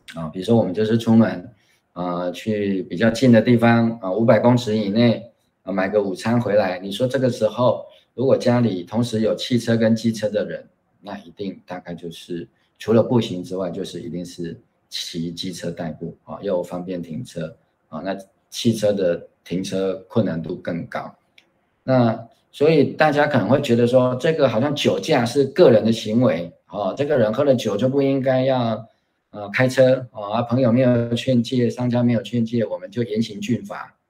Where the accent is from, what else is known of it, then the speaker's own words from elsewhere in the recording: Kaohsiung, Taiwan; 我自己是从六岁随着父母搬进来高雄